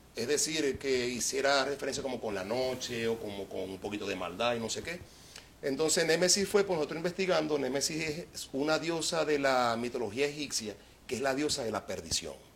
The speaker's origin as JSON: {"language": "Spanish", "country": "Venezuela", "moved": "yes", "said": "Yo me siento muy, muy, muy venezolano"}